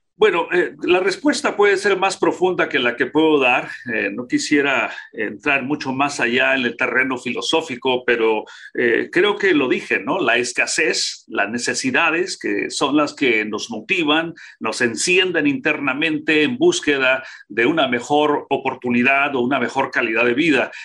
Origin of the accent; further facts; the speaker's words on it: Nayarit, Mexico; also born or lived in Tijuana; now in United States; soy mexicano, eh, nací en el estado de Nayarit.